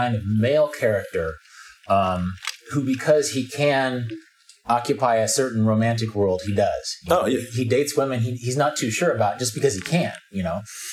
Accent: Wichita, Kansas, United States; I was from Sunset Heights, Northwest Wichita.

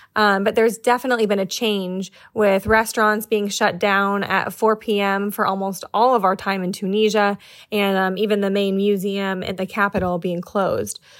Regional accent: New York City, New York, United States; I'm from New York City

